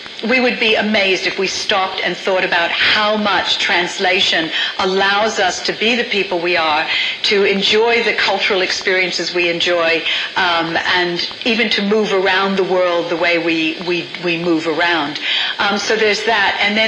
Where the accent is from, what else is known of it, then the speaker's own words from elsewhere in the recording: United States; accent: American; moved away as an adult; also born or lived in China; now in Australia; I grew up in the States in a very small town, 20,000 people.